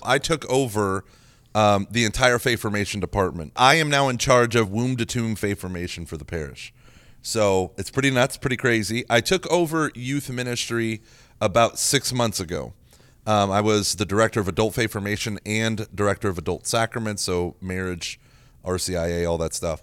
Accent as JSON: {"language": "English", "region": "Oklahoma", "country": "United States", "tie": "born or raised there", "moved": "yes", "said": "growing up in Oklahoma"}